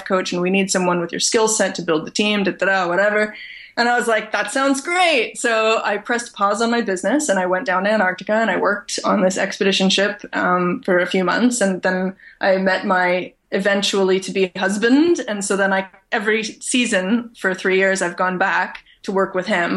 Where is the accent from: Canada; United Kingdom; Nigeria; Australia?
Canada; I'm born and raised in Canada.